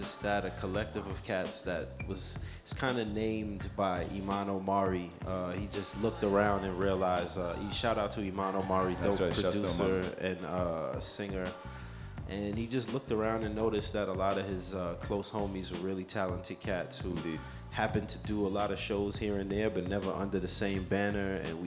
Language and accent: English; New York City, New York, United States; also born or lived in Los Angeles; born and raised in Jamaica, Queens.